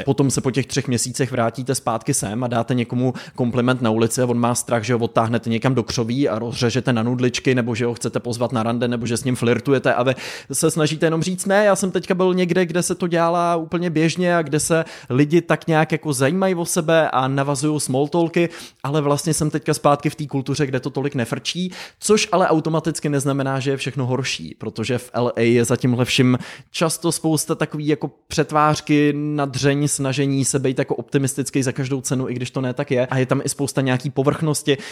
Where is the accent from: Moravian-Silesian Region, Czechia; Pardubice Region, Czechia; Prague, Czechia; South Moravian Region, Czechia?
Pardubice Region, Czechia; Pardubice; moved away; also born or lived in Los Angeles, United States; Jsem zpátky v Pardubicích, to znamená návrat zpátky nejen do České republiky z Ameriky, ale rovnou až do Pardubic, k úplným kořenům do mého rodiště